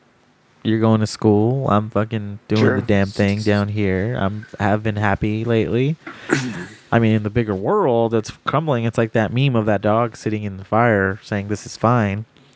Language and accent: English; California, United States; dude, I'm from California. It's called weather. Like, this happens all the time.